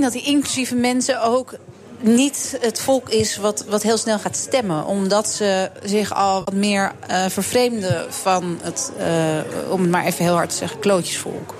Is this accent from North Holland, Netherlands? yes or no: yes; Amsterdam, North Holland, Netherlands; Ik ben hier geboren en getogen in Amsterdam